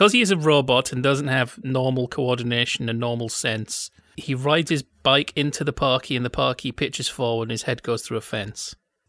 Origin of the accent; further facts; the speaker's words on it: Yorkshire and the Humber, United Kingdom; I'm from Yorkshire. It's not a very big cricket market there.